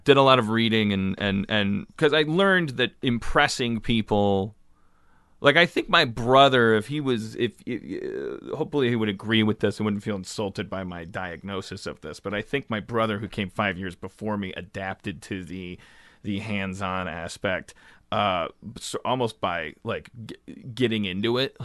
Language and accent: English; Milwaukee, Wisconsin, United States; moved away as an adult; now in Los Angeles, United States; I grew up in Milwaukee, and then I came here about fifteen years ago.